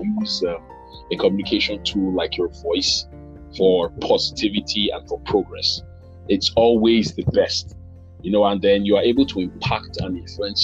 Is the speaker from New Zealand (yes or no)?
no; Delta, Nigeria; I'm a Nigerian, from the south region of the country, Delta State precisely.